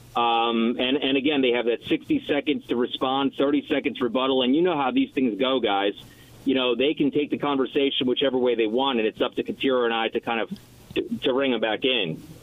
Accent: New York City, New York, United States; moved away; I'm a New Yorker.

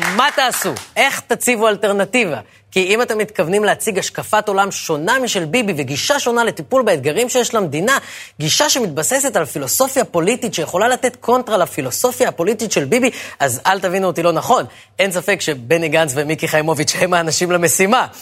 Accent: Ra'anana, Central District, Israel; כשאני גדלתי ברעננה

